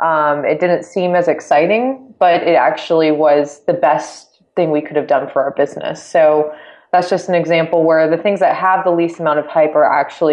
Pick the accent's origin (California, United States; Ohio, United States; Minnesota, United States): California, United States; San Diego; Yeah, I grew up in San Diego, absolutely love San Diego.